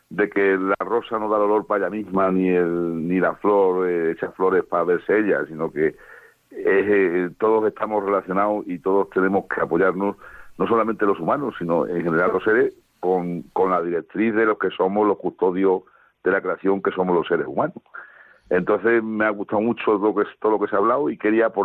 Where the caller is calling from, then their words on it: Madrid, Community of Madrid, Spain; Hola, buenas noches … llamo de Madrid.